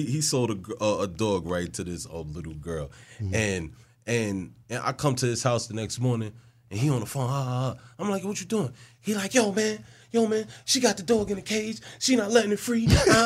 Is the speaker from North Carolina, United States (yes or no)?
no; New York, United States; now in Orlando, United States; I'm from New York.